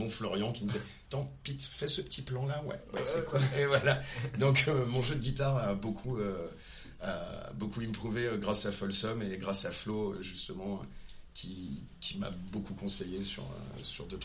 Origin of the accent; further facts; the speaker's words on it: southern France, France; now in Paris, France; pris une guitare quand j'ai déménagé à Paris et quand je suis arrivé du sud de la France